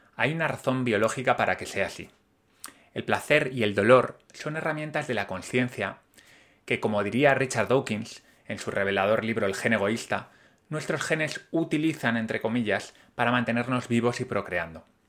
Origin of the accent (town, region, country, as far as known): Spain